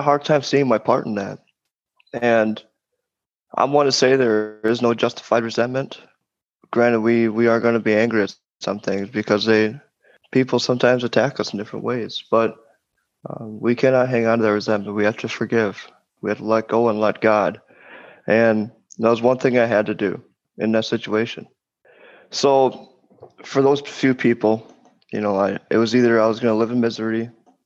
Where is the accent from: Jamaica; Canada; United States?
United States; Wisconsin; moved away as an adult; now in East Coast, United States; moving to the East Coast from Wisconsin. Because as Lee said, I'm from Wisconsin. And did all my drinking there.